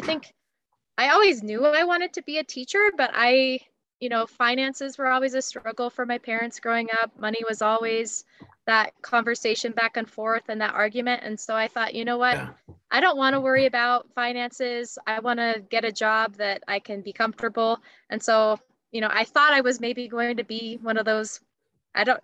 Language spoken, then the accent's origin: English; Big Sky, Montana, United States; I grew up in a little resort town in Montana